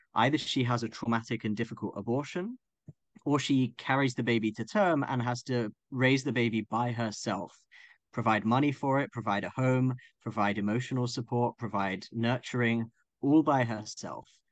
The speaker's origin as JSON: {"language": "English", "town": "Croydon", "region": "London", "country": "United Kingdom", "tie": "born or raised there", "said": "I grew up in Croydon"}